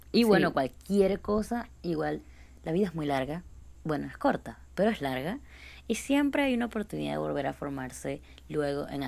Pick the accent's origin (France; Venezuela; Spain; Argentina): Venezuela; accent: Venezuelan